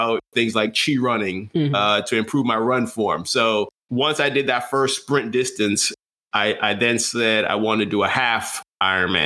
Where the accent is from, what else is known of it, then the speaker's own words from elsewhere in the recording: U.S. Virgin Islands; moved away; I grew up in St. Croix